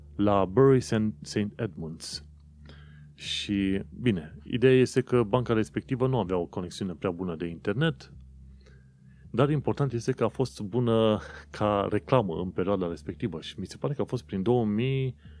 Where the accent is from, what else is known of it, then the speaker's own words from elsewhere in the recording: Romania; now in London, United Kingdom; eu sunt un român în Londra